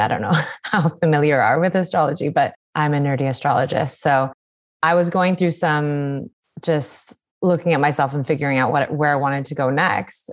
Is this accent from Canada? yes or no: yes; British Columbia, Canada; now in New York, United States; growing up growing up in British Columbia